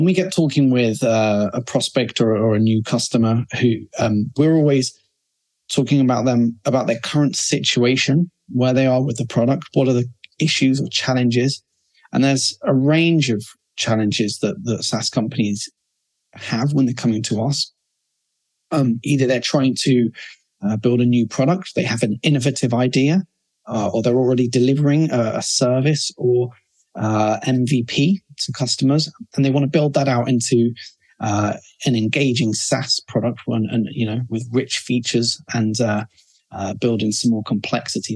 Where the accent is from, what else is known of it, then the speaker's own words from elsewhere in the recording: London, United Kingdom; now in Barcelona, Spain; So we're based in Barcelona, and I'm from London